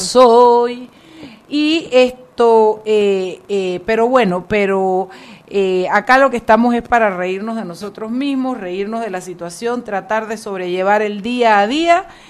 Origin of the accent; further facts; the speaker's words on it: Panama; como panameños